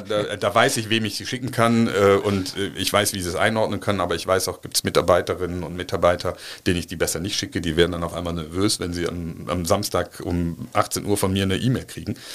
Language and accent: German; Cologne, North Rhine-Westphalia, Germany; Ich bin eine Kölsche Jung, mag man von dem, von dem Namen her nicht glauben, aber ich bin tatsächlich in Hohenlind geboren